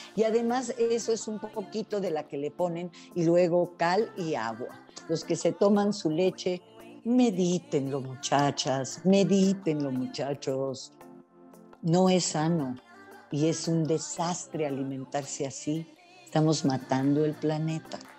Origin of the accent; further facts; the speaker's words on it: Yucatán, Mexico; yo nací en Yucatán